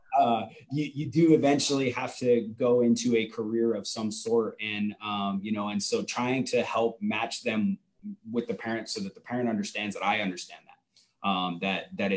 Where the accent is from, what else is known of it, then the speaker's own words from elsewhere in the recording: Oregon, United States; moved away as an adult; now in Indiana, United States; I'm an Oregon kid. So Indiana's a long way from original home. But this is home now, but I grew up in Oregon